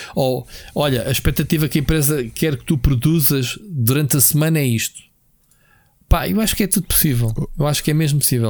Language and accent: Portuguese; Portugal; eu sou português